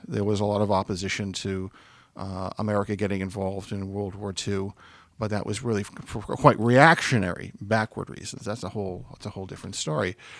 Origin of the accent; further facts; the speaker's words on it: Stoughton, Massachusetts, United States; I grew up in a, uh, outside of Boston, my hometown of Stoughton